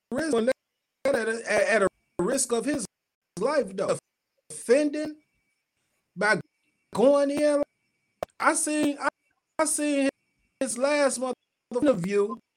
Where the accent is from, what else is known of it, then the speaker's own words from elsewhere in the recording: Chicago, Illinois, United States; I'm from Chicago. I'm behind my town.